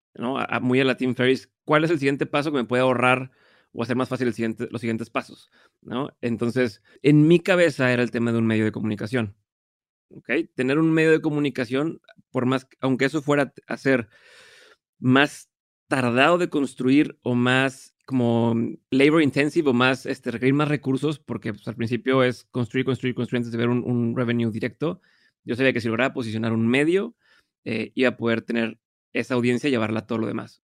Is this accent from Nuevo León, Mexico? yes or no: yes; Monterrey, Nuevo León, Mexico; soy de Monterrey, vivo en Monterrey